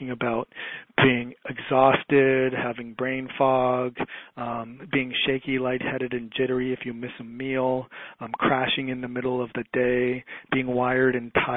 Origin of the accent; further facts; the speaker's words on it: Toronto, Ontario, Canada; I grew up in Toronto, Ontario, Canada